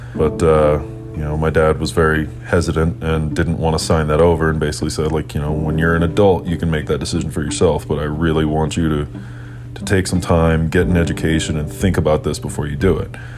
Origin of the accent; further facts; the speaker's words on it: Nashville, Tennessee, United States; I was born and raised in Nashville, Tennessee.